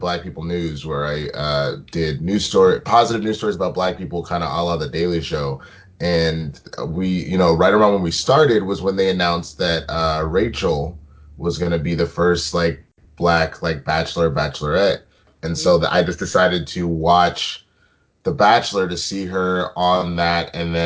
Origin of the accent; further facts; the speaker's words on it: Dallas, Texas, United States; I'm from Dallas